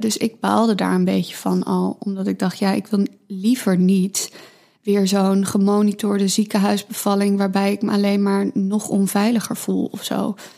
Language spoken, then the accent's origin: Dutch; Amsterdam, North Holland, Netherlands; ik ben opgegroeid in Amsterdam, hier ook geboren